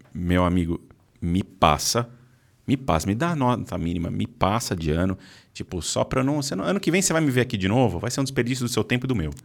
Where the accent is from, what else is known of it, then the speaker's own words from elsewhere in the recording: São Paulo, Brazil; also born or lived in Arujá / Mogi das Cruzes; Eu sou de São Paulo. Tá. Morei, morei parte da minha vida em Arujá